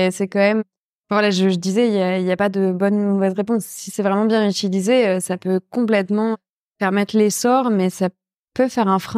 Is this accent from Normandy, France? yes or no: yes; Rouen, Normandy, France; en tant que normande et rouennaise, euh, ça me tenait à cœur de travailler le lin.